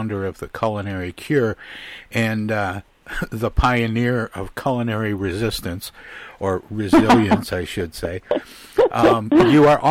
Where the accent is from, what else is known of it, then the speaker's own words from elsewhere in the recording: Midwest, United States; I'm born and raised in the Midwest